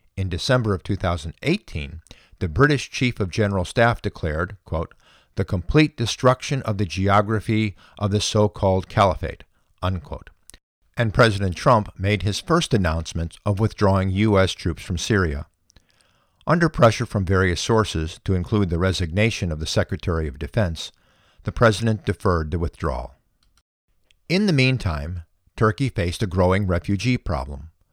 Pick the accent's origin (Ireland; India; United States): United States; we as American citizens